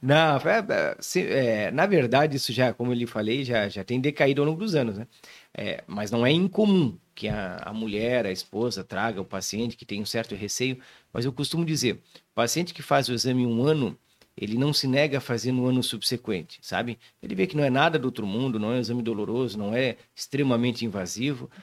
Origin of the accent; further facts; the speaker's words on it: Joinville, Santa Catarina, Brazil; also born or lived in Florianópolis / São Paulo; Sou nascido aqui em Joinville, minha família é daqui